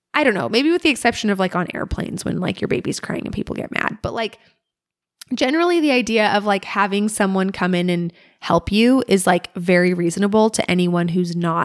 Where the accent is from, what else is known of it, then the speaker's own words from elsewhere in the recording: Alaska, United States; Growing up in Alaska